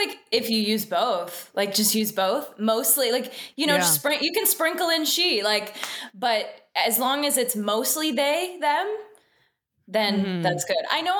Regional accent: Canada; Americans love to point out that we're from Canada every single chance they get.

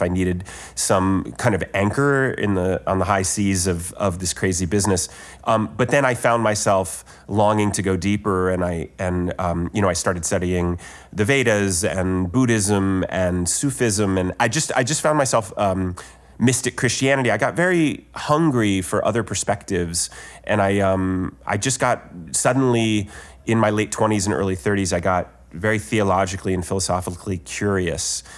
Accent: Ohio, United States; I'm from Ohio

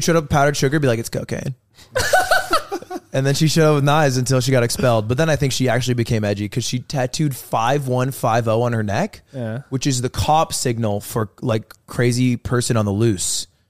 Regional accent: United States; Yeah, I'm first gen. I'm the only person in my family tree ever born in America.

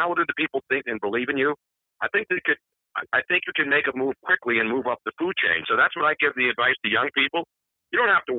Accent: Philadelphia, Pennsylvania, United States; accent: Philadelphia; a kid off the streets of South Philly

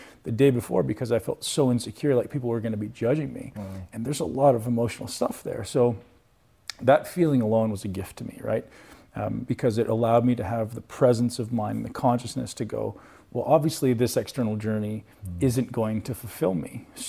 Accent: Canada; I didn't come from the financial background. I came from Canada.

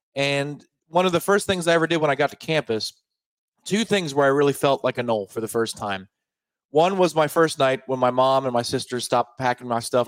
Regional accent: Clearwater, Florida, United States; when I was a kid, growing up in Clearwater

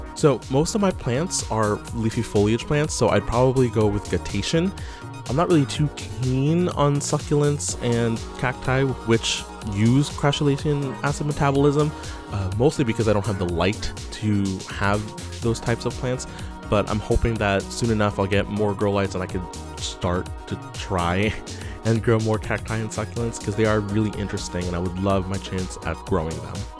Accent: Syracuse, New York, United States; I'm from Syracuse, New York

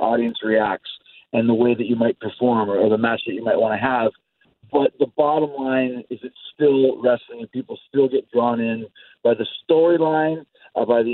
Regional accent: Winnipeg, Manitoba, Canada; I'm really, really proud of the fact that I grew up in Winnipeg

